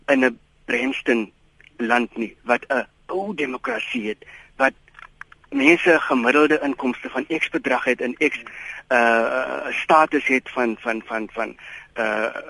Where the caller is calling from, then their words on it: Eastern Cape, South Africa; Môre net, ehm um, ja, ek is anoniem van die Ooskaap.